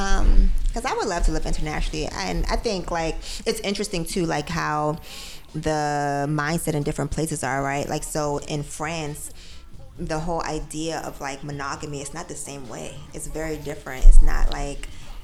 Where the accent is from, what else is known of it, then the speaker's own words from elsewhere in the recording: Jamaica; so for me, I'm Jamaican. Right. But, like, I don't run around. I don't got no Jamaican flag that I'm waving.